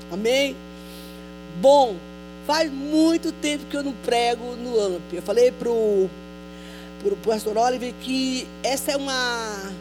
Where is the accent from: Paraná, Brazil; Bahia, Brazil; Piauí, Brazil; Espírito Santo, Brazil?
Bahia, Brazil; eu sou baiana